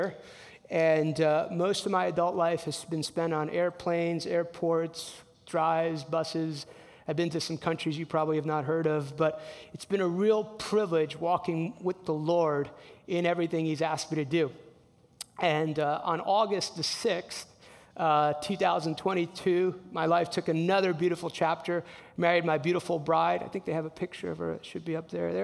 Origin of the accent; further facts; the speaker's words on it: New Jersey, United States; I'm from New Jersey. Grew up in a Hispanic household.